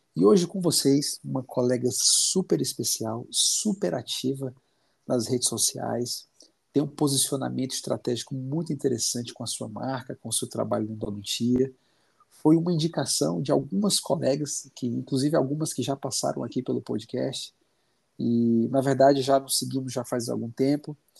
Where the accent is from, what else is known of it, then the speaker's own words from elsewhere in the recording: Fortaleza, Ceará, Brazil; now in Curitiba, Brazil; eu sou cearense, sou de Fortaleza